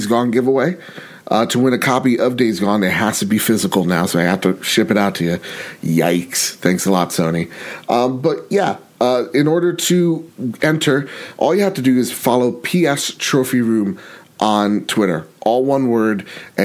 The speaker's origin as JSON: {"language": "English", "country": "United States", "said": "I'm American."}